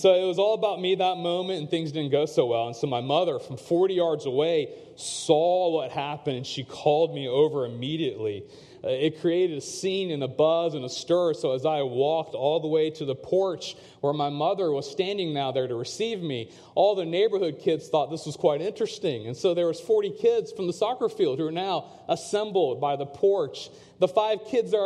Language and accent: English; Chapel Hill, North Carolina, United States; growing up in the States as a second-generation South Asian